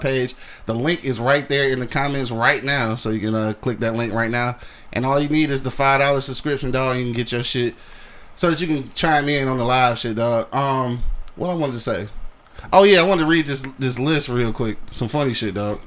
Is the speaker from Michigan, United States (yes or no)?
yes; Detroit, Michigan, United States; I'm from Detroit